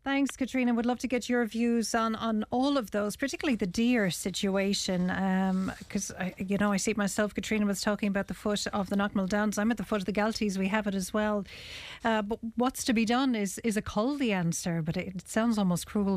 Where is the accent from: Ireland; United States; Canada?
Ireland; It's just not in our nature as Irish people